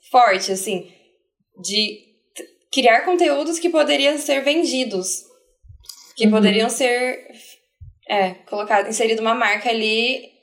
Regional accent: Curitiba, Paraná, Brazil; Porque a gente é de Curitiba. Então a gente já está fora do, do núcleo ali, né?

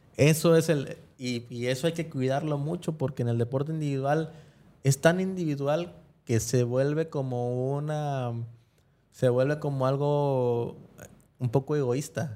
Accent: Mexico; fue la primera vez que yo salí de México

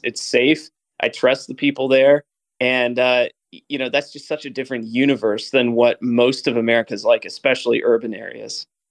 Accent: Hartsville, Tennessee, United States; moved away; I grew up in Hartsville, uh, not far down the road from you

